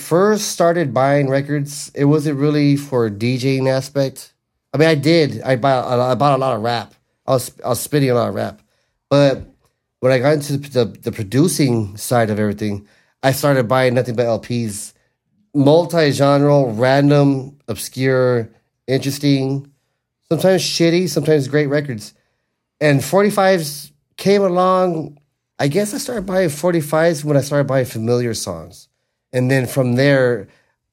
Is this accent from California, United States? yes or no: yes; Los Angeles, California, United States; my hometown of Wilmington